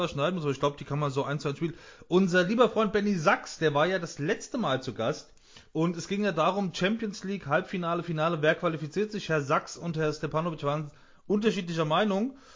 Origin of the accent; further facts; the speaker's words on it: Mainz, Rhineland-Palatinate, Germany; ich sage jetzt mal, als, als Mainzer